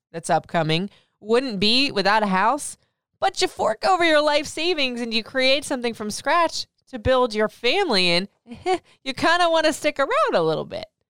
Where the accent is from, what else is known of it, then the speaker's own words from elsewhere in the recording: Florida, United States; moved away as an adult; also born or lived in Michigan / Memphis / Nashville / Atlanta; now in Maryland, United States; I grew up in Florida, left Florida to go to Michigan, left Michigan to go to Memphis, Memphis to Nashville, Nashville to Atlanta, and Atlanta, now here in Maryland, D C, in the D M V area